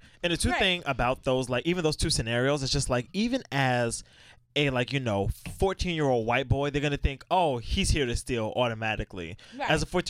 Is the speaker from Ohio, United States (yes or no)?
no; New York, United States; I'm from Brooklyn.